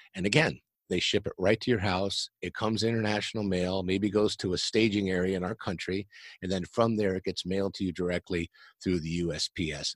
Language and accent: English; San Diego, California, United States; I grew up here in San Diego, California, and I'm still in San Diego, California